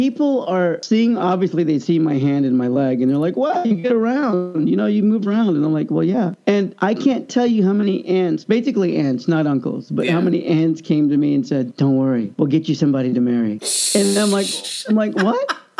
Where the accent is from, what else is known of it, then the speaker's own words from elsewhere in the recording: United States; I'm American.